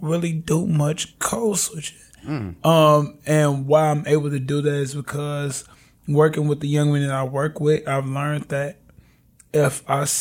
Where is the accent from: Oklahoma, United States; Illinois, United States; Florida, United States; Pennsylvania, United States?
Illinois, United States; Chicago; first language Ebonics; I grew up in Englewood community on the south side of Chicago